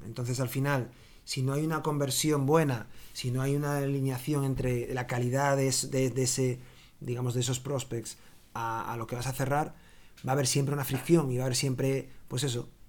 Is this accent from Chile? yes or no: no; Galicia, Spain; moved away as an adult; also born or lived in Dublin, Ireland; now in Barcelona, Spain; soy gallego